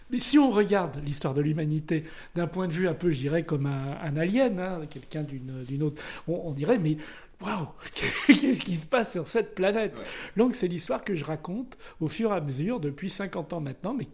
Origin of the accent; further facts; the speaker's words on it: Nice, Provence-Alpes-Côte d'Azur, France; Moi je venais de Nice, hein, j'étais un Blé 2, hein.